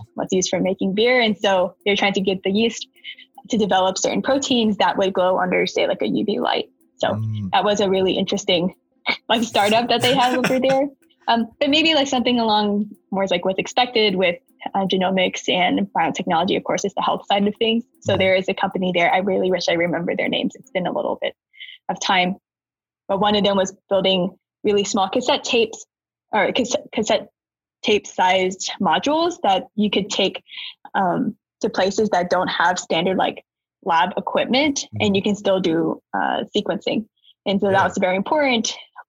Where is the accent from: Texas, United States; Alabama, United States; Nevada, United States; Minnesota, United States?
Alabama, United States; Huntsville; moved away as an adult; also born or lived in Georgia Tech (Atlanta, Georgia); I was born and raised in Huntsville, Alabama